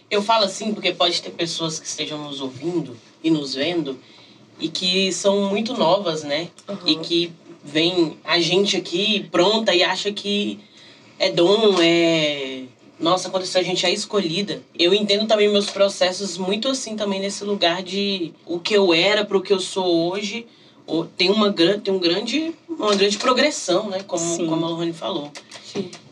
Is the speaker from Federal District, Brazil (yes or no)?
yes; Brasília, Federal District, Brazil; eu sou de Brasília, então lá não tem muito essa cena do Islã